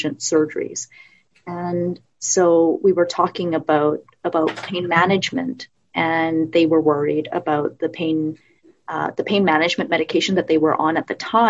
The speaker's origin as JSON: {"language": "English", "town": "Vancouver", "region": "British Columbia", "country": "Canada", "tie": "born or raised there", "said": "I actually grew up in Vancouver. I moved to North Vancouver a few years"}